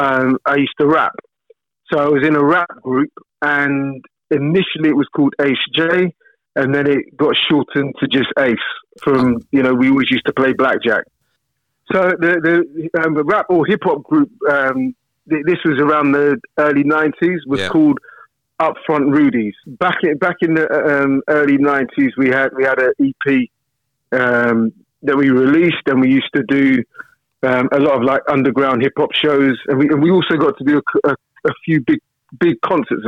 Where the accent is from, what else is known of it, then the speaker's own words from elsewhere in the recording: London, United Kingdom; also born or lived in Camberley, Surrey; I was born in South London. Spent our kind of early childhood around South London, and then teenage years I grew up just outside of London in a place called Camberley